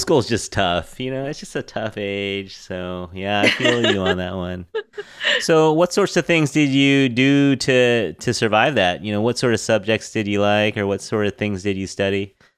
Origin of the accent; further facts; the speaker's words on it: California, United States; we're from California